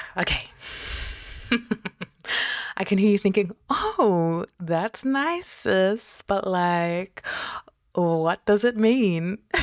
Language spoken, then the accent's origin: English; New Zealand; also born or lived in Tokelau (mother's origin) / Fiji (father's origin); now in Australia; I was born in Aotearoa, and I'm currently on Binjab Noongar Butcher